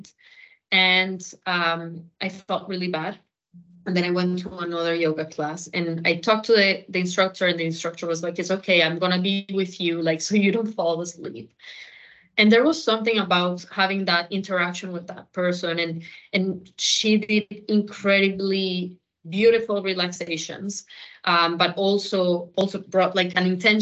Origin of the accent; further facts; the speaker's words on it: Colombia; I am Colombian